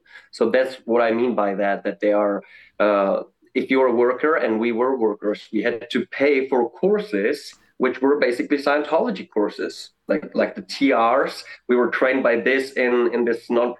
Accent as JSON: {"language": "English", "country": "Czechia", "tie": "born or raised there", "said": "I'm from Czech Republic"}